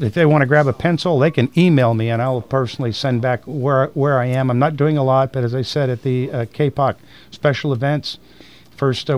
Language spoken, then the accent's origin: English; Tampa, Florida, United States; I was born in Tampa. Raised here, my family's here